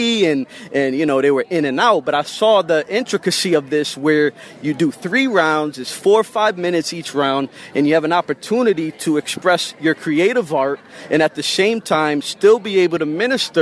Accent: Hartford, Connecticut, United States; I'm from Hartford, Connecticut. I got a lot of people out there that I grew up

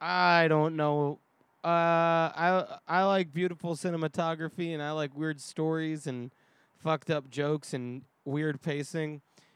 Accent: New York, United States; now in Los Angeles, United States; As a New Yorker

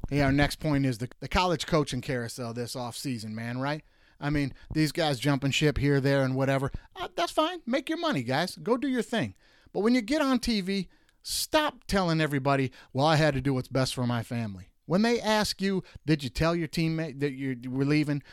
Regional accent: Detroit, Michigan, United States; moved away as an adult; now in California, United States; I'm in California now, but I'm originally from Detroit

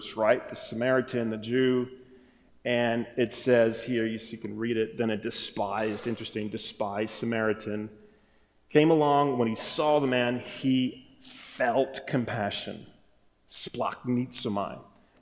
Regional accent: Wisconsin, United States; I'm from Wisconsin, so we say some funny things up there

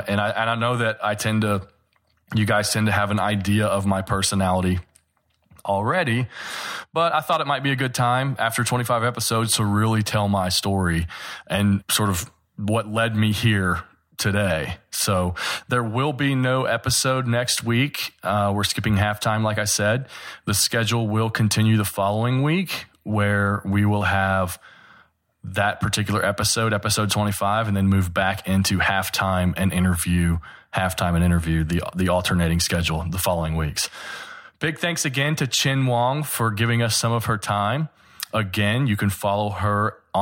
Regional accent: the South, United States; growing up in the South and being a Kentucky basketball fan

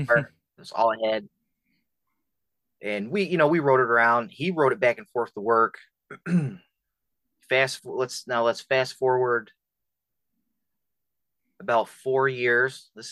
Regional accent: Poughkeepsie, New York, United States; now in Rome, United States; I'm originally from Poughkeepsie, New York.

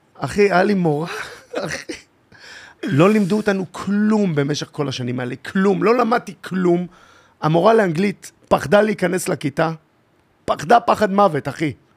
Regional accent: Tel Aviv-Yafo, Tel Aviv District, Israel; אני מיפו. גדלתי בית ספר מעורב ביפו

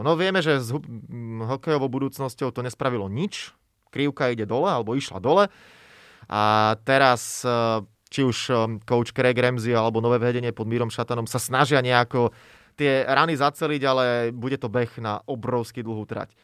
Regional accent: Slovakia; sme Slováci

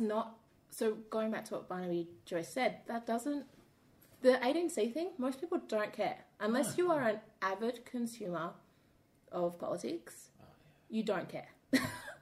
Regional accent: Perth, Western Australia, Australia; living in Australia, being an Australian

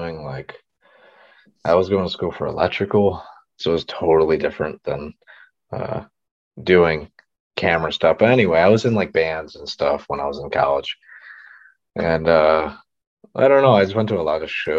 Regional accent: Niagara Falls, New York, United States; I'm from like Niagara Falls, US side around there.

